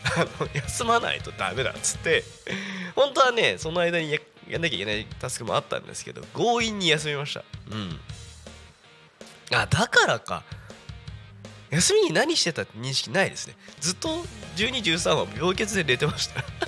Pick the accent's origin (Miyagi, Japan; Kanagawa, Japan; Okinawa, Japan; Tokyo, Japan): Kanagawa, Japan; Yokohama; 私の出身の FM であ横浜だとね、まあ、FM 横浜さんがあったんですけども